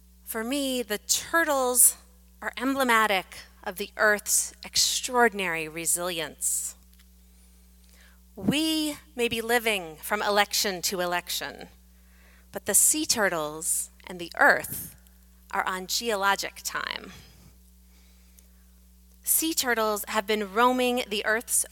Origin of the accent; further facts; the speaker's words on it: Atlantic Beach, Florida, United States; In my hometown of Atlantic Beach, Florida